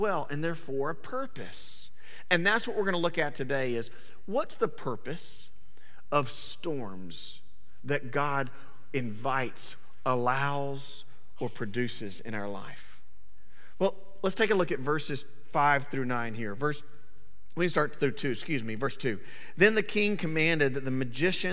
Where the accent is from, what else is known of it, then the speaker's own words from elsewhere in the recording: Panama City, Florida, United States; moved away; We grew up for about 5 years of our life in Panama City, Florida.